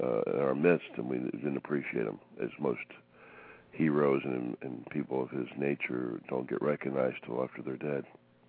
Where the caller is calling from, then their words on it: Fort Lauderdale, Florida, United States; Fort Lauderdale, Florida.